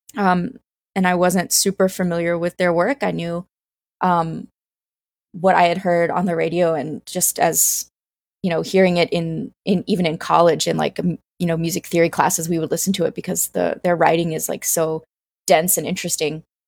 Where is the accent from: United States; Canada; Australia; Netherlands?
United States; Greenville, South Carolina; I grew up in Greenville, South Carolina.